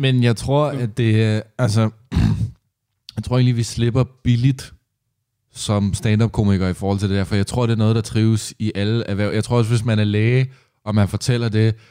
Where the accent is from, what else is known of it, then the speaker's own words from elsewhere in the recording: Næstved, Zealand, Denmark; i Næstved, hvor jeg kommer fra